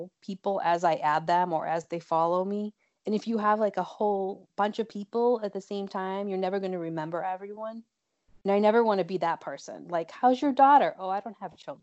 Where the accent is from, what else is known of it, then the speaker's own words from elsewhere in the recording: Boston, Massachusetts, United States; I'm from Boston, Mass., and I am an actor